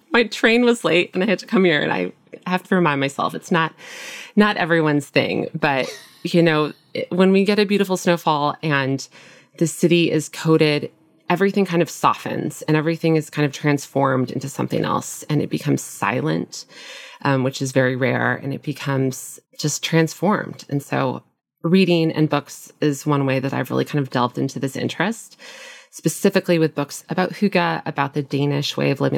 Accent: Nebraska, United States; moved away as an adult; also born or lived in Minnesota; now in Brooklyn, United States; I grew up in the Midwest in a small town in Nebraska.

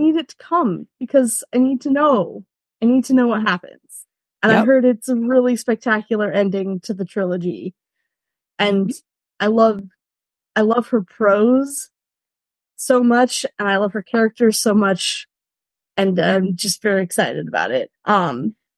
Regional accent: California, United States; moved away as an adult; also born or lived in Rhineland, Germany; now in Germany

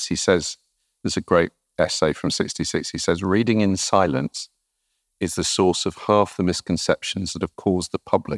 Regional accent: the Northeast, North East England, United Kingdom; moved away as an adult; also born or lived in Oxford; I'm originally from the Northeast

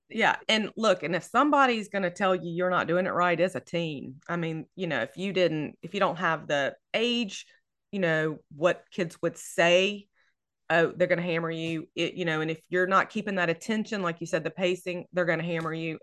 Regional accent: Louisiana, United States; I am from Louisiana, I'm in Louisiana, and I love setting books here, um, and I'm in North Louisiana

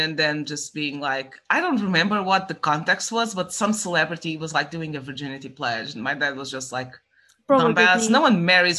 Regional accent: Estremoz, Évora District, Portugal; So and I was raised in Stremoj, which is not a huge city. It's a small city.

